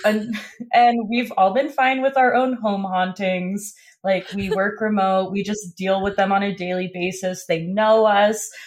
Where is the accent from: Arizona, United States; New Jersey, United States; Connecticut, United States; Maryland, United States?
New Jersey, United States; North; I grew up in North New Jersey